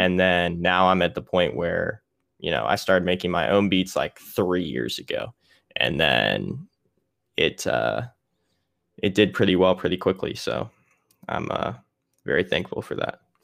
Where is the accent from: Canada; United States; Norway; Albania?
United States; Little Rock, Arkansas; moved away as an adult; also born or lived in Mississippi; my parents live in Little Rock, so during the summers, or at least this summer, I came back home to stay